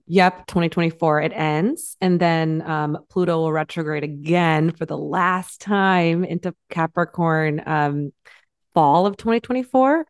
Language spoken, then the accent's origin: English; Michigan, United States; 15 minutes from where I grew up in Michigan